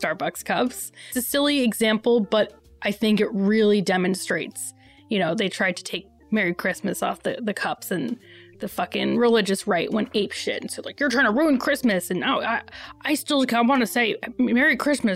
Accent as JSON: {"language": "English", "region": "New York", "country": "United States", "tie": "born or raised there", "said": "I grew up in New York"}